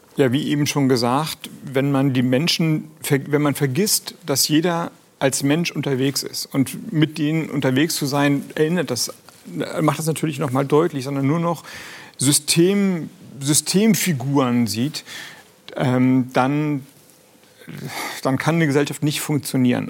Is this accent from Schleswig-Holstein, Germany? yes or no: yes; Kiel, Schleswig-Holstein, Germany; moved away as an adult; now in Flensburg, Germany; ich bin zwar in Kiel geboren